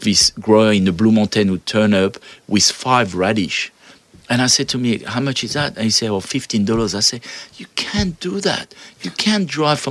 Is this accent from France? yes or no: yes; France; now in Australia; I come from France